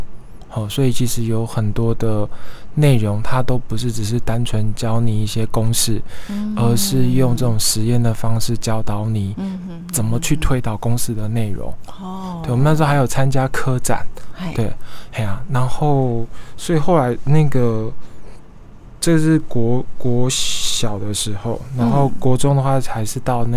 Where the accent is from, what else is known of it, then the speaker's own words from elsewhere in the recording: Pingtung County, Taiwan; 哎，对，我是屏东人，其实我是屏东人，